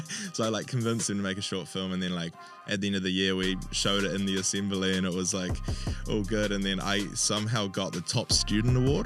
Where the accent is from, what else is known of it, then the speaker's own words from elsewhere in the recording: Hawke's Bay, New Zealand; I'm originally from Hawke's Bay